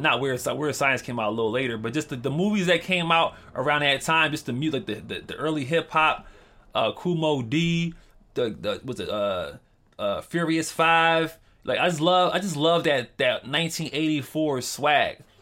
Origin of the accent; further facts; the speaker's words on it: Philadelphia, Pennsylvania, United States; I grew up in Philadelphia